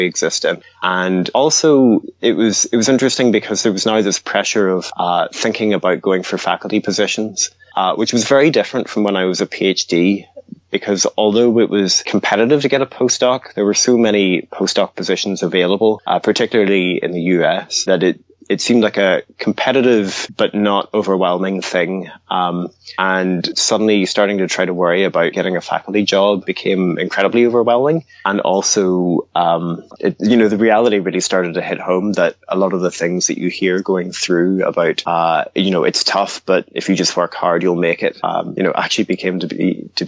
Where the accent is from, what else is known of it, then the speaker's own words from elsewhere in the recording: Highlands of Scotland, United Kingdom; also born or lived in Northern Ireland; originally from Northern Ireland, but I grew up in the Highlands of Scotland